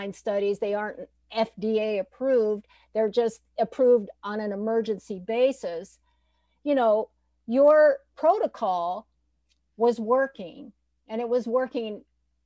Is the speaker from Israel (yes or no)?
no; Haiti; moved away; I was brought up in Haiti